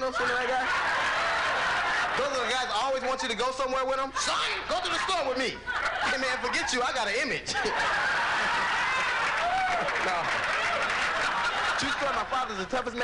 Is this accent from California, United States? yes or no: yes; Los Angeles, California, United States; I grew up in Los Angeles in a gang, man.